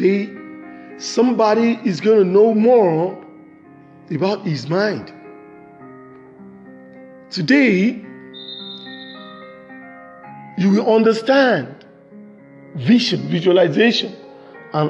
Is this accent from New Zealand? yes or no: no; Nigeria; from Nigeria, from west side of Africa